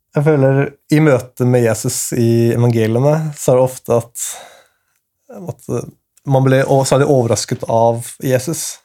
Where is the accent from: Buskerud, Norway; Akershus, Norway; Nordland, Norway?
Akershus, Norway; Asker; Jeg kommer fra Norge. Mm. Asker, som er rett ved Oslo